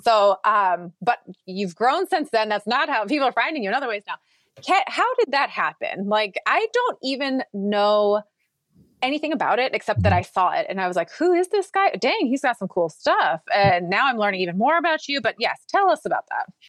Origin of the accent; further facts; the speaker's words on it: Minnesota, United States; now in Texas, United States; I grew up in Minnesota